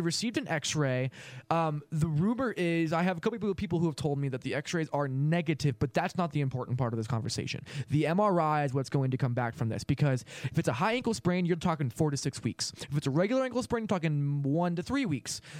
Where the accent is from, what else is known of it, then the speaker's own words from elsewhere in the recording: Los Angeles, California, United States; I grew up in Los Angeles watching Kobe Bryant